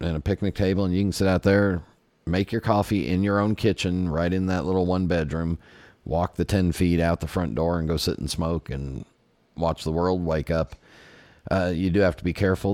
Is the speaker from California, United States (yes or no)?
yes; California, United States; growing up in California